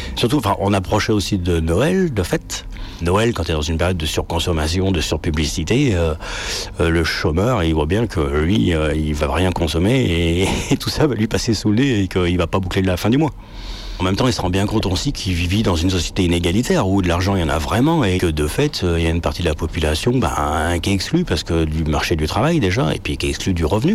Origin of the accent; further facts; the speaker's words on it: Lyon, Auvergne-Rhône-Alpes, France; Je suis né à Lyon, centre Mais après, j'ai habité en banlieue, en fait, pendant 20 ans. Et après, je suis revenu habiter à Lyon